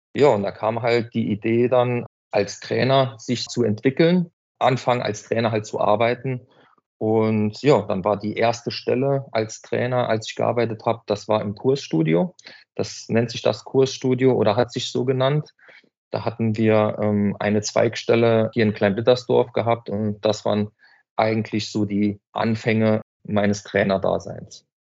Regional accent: Hanweiler, Saarland, Germany; Ich bin aus Hanweiler

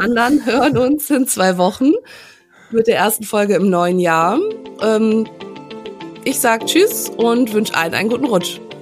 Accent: Germany; now in Hamburg, Germany; für uns als Deutsche

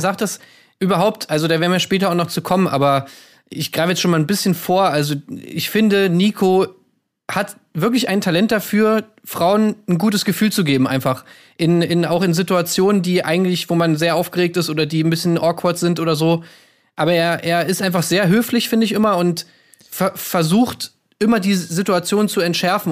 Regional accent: Berlin, Germany; in Berlin, das ist meine Heimat

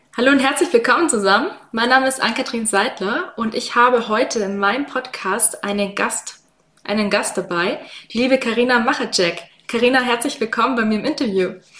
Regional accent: Swabia, Baden-Württemberg, Germany; accent: Swabian; ich mein Schwäbisch mit mir rumtrage

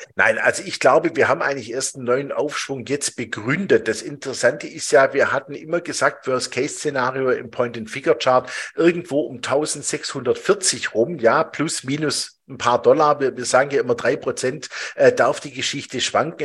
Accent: Switzerland; bei uns in der Schweiz

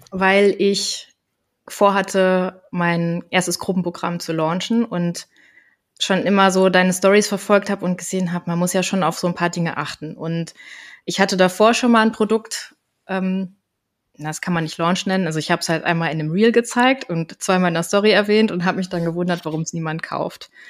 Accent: Koblenz, Rhineland-Palatinate, Germany; ich bin 35 Jahre, ich komme aus Koblenz

